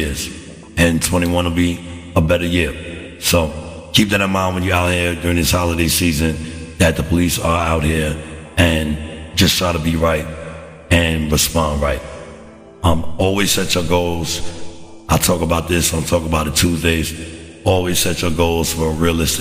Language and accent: English; United States; as an American citizen